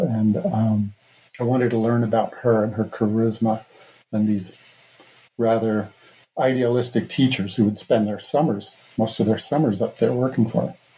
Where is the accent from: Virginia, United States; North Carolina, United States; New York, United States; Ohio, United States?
New York, United States; New York City; moved away as an adult; also born or lived in New Mexico / Boulder, Colorado; now in Idaho, United States; I was born in Brooklyn, New York, where Mohawks have been for generations now, steel workers primarily. And uh, but I've been living out west for 35 years